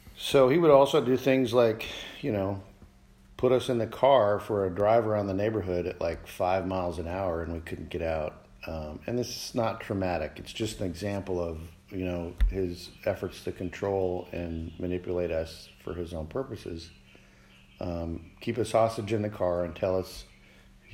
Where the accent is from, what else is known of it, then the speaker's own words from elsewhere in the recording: Alaska, United States; also born or lived in Montana; When I was in the second grade, end of second grade, we moved from Montana to Alaska